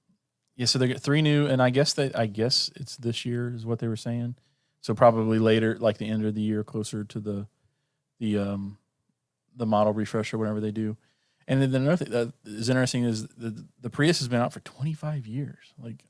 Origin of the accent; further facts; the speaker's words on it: Norway; I'm from Norway.